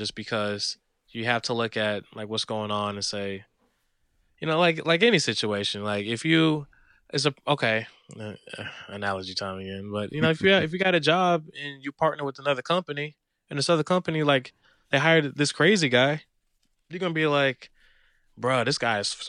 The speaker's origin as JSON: {"language": "English", "country": "United States", "said": "me as just an American"}